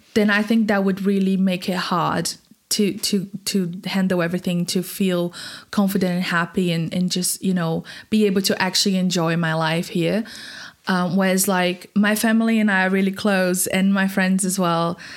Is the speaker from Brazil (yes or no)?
yes; Brazil; moved away as an adult; in Brazil, I was going to uni studying design